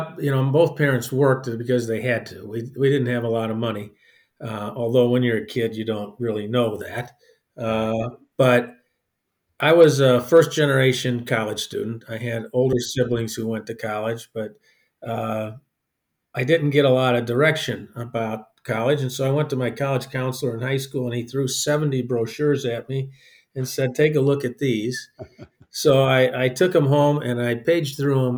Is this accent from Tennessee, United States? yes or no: no; East St. Louis, Illinois, United States; growing up in East St. Louis in the 50s and early 60s